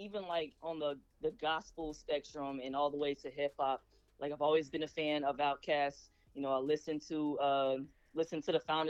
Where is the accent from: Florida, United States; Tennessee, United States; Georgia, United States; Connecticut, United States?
Georgia, United States; Atlanta; I'm an artist from Atlanta, Georgia. Born and raised in Atlanta